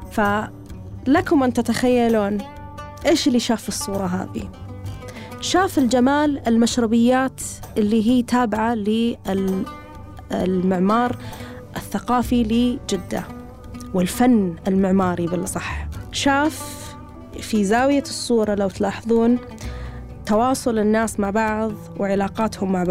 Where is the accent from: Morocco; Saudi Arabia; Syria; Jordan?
Syria; يعني أنا رحت جدة أنا سوري يا أهل جدة